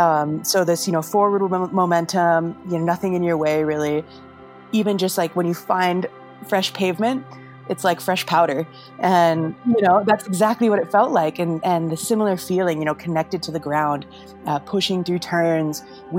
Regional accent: Idaho, United States; also born or lived in Salt Lake City; My folks were like classic ski bums, and we were living in Idaho

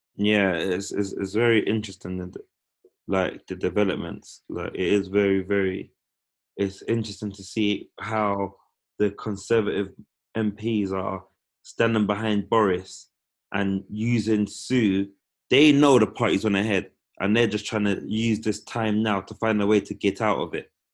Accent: United Kingdom; being children of the empire, being born and raised in Britain

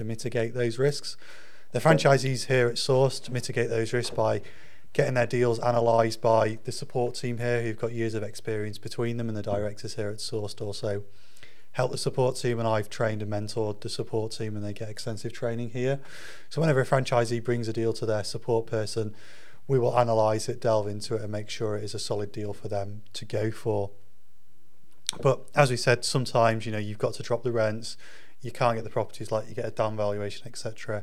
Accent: Yorkshire and the Humber, United Kingdom; I'm a Yorkshireman

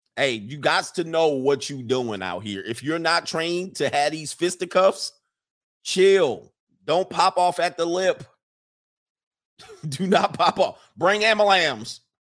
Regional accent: United States; We come over from America

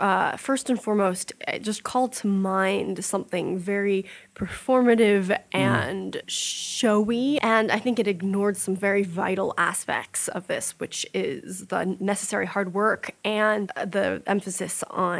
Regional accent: Salt Lake City, Utah, United States; born there; I was born in Salt Lake City.

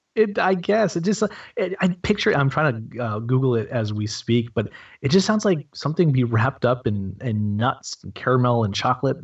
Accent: New Hampshire, United States; I'm also a na- native New Hampshireite

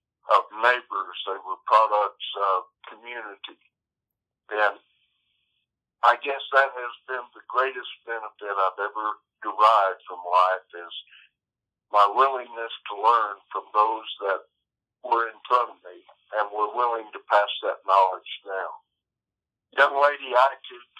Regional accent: Wyoming-Montana border, United States; moved away; also born or lived in Amarillo, Texas / Intermountain West; Grew up primarily along the Wyoming-Montana border after being born at Amarillo Air Force Base in Texas.

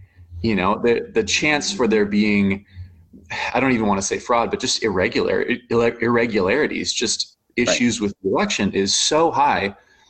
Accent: United States; as an American

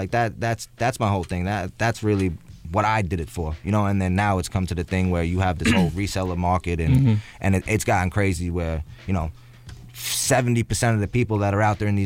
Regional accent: New York City, New York, United States; I grew up in Staten Island

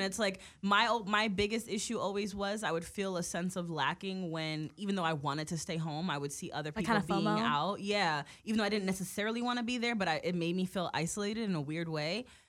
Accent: New York, United States; moved away; coming from New York

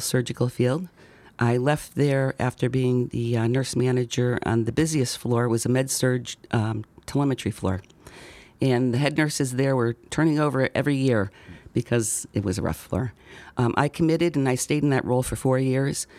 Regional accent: Seymour, Connecticut, United States; also born or lived in Derby, Connecticut / Beacon Falls, Connecticut; I was born at Griffin Hospital, so I was in Derby for a sh, very short time. Um, I was raised in Seymour, went through the Seymour education system.

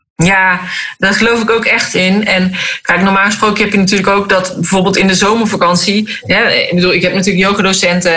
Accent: North Brabant, Netherlands; moved away; ik kom oorspronkelijk uit Brabant

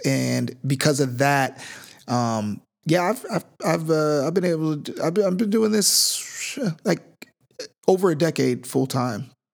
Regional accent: Sacramento, California, United States; I'm from Northern California, Sacramento, actually, which is not the Bay

